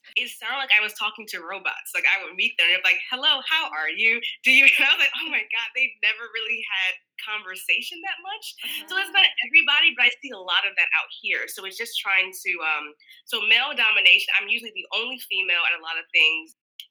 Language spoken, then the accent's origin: English; Georgia, United States; And that's common in the South growing up. Like, I was born in Georg